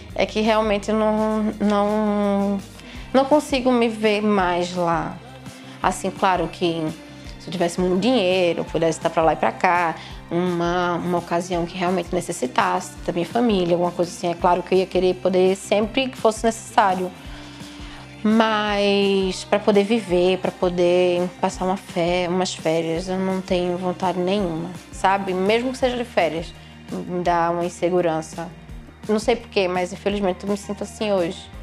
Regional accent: Paulista, Pernambuco, Brazil; moved away as an adult; also born or lived in Lisbon, Portugal; now in Braga, Portugal; sou brasileira, de Paulista, interiorzinho lá de Pernambuco. Eu estou aqui em Braga há dois anos e meio

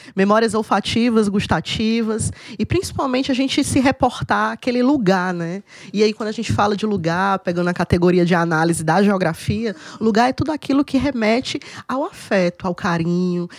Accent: Cariri, Ceará, Brazil; E eu fui criada bem no Cariri mesmo.

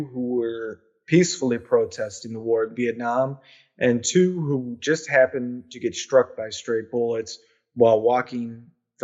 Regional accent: Kent, Ohio, United States; me growing up in Kent

